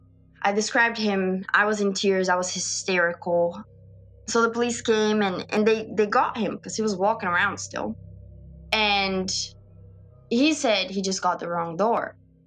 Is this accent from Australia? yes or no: no; Brazil; moved away; So I had that support because I'm from Brazil and I'm in this country alone.